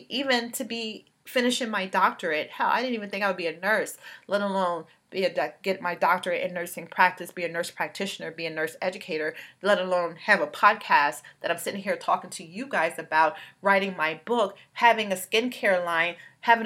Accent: New York City, New York, United States; also born or lived in Bronx; I grew up in Brooklyn

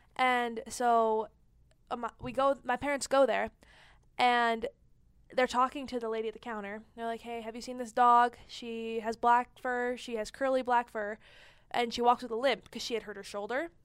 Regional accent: Ann Arbor, Michigan, United States; moved away; I was born in Ann Arbor, so my whole family's there

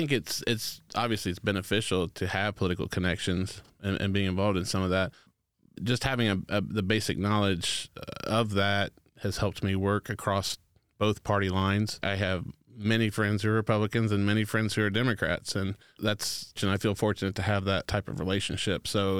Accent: Anderson, Indiana, United States; I was born and raised here in Anderson, Indiana. I went to high school, Highland. Both my parents were teachers.

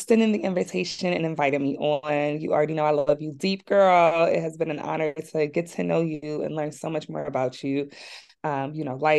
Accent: Philadelphia, Pennsylvania, United States; also born or lived in Atlanta, Georgia; I grew up in West Philly

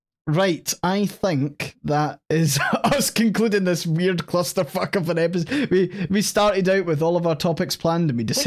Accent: Scotland, United Kingdom

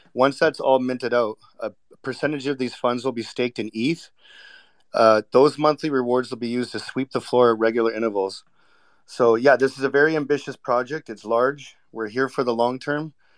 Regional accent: Vancouver, British Columbia, Canada; I was born and raised in Vancouver

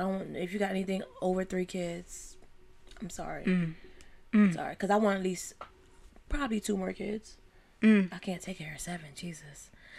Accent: Mississippi, United States; now in Delaware, United States; I'm from Mississippi, so they get hit with the hurricanes bad down there.

